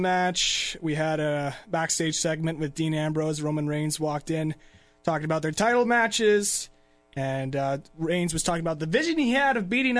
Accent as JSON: {"language": "English", "country": "Canada", "said": "I'm Canadian."}